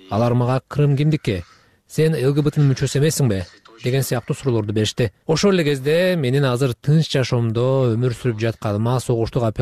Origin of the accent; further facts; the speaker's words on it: Russia; also born or lived in Bishkek, Kyrgyzstan; мен кыргызстанда бишкекте бирок орусияда чоңойгом деп жооп бердим бул жерде бала бакчага мектепке университетке бардым бүт өмүрүм ушул өлкөдө өттү деп айттым